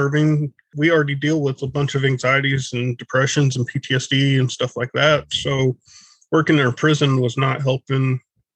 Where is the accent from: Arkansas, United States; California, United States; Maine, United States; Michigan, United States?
Arkansas, United States; moved away as an adult; now in Texas, United States; Wife wanted to move home to Texas, and I'm from Arkansas